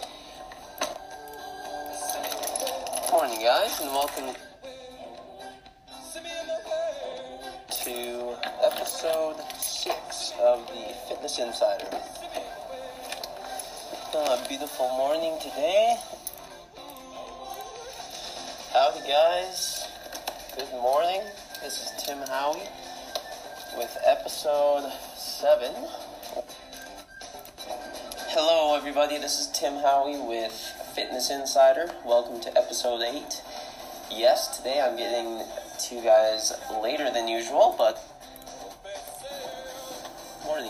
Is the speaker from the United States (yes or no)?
no; Calgary, Alberta, Canada; I am 26 years old, born and raised in Calgary, Alberta, Canada